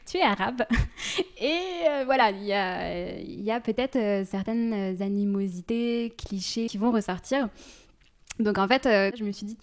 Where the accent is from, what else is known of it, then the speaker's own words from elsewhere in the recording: Sri Lanka; et puis je leur dis bah je viens du Sri Lanka.